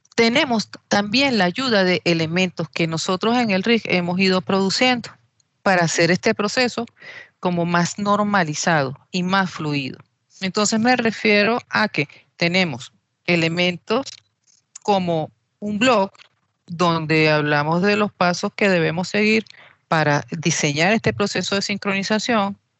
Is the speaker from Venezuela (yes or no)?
yes; Venezuela; soy venezolana